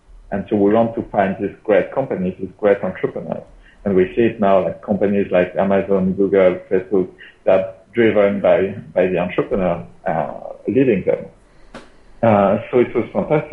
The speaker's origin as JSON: {"language": "English", "country": "France", "tie": "born or raised there", "also_born_or_lived": "London, United Kingdom / Singapore", "second_language": "English", "moved": "as an adult", "lives_now": "Southeast Asia", "said": "I was born in France, which explains the ranting attitude. For like 20, 22 years, I grew up in the French Alps."}